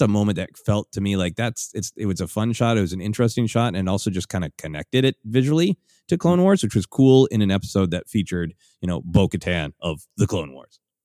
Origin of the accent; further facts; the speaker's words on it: Minnesota, United States; Growing up in Minnesota